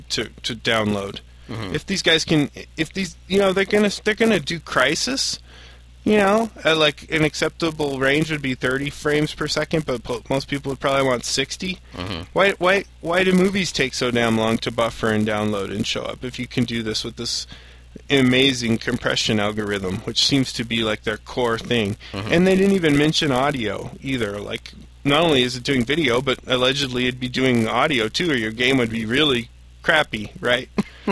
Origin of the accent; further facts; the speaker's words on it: Missouri, United States; I am from Missouri. Initially.